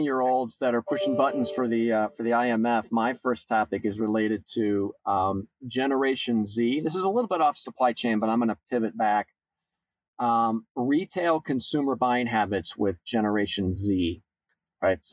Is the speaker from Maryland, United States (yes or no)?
no; Kansas, United States; I'm this simple kid from Kansas